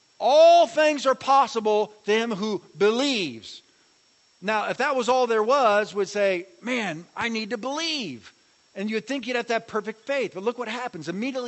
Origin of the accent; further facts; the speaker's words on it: Ramona, California, United States; I'm from Ramona.